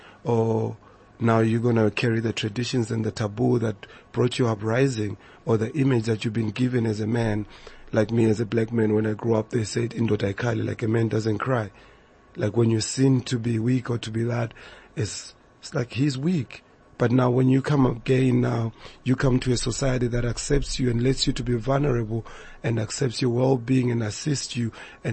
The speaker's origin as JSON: {"language": "English", "country": "South Africa", "said": "And we also must check where we've been moving as a South African community"}